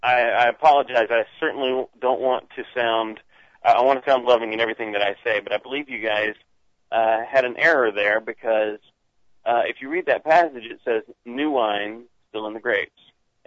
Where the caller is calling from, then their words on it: Dahlonega, Georgia, United States; I'm calling from Dahlonega, Georgia.